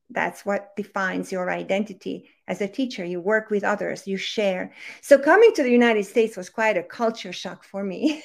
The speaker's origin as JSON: {"language": "English", "country": "Hungary", "tie": "born or raised there", "second_language": "English", "moved": "yes", "said": "I was born and raised and raised in Hungary, in case anybody's wondering where that accent is coming from"}